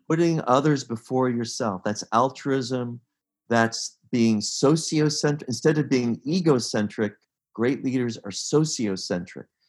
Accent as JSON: {"language": "English", "town": "Pittsburgh", "region": "Pennsylvania", "country": "United States", "tie": "born or raised there", "said": "I grew up in Pittsburgh"}